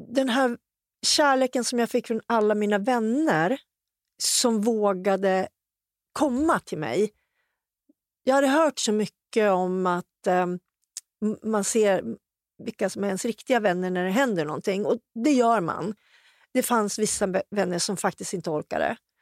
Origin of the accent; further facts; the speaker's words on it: Hudiksvall, Gävleborg County, Sweden; hemma i Hudik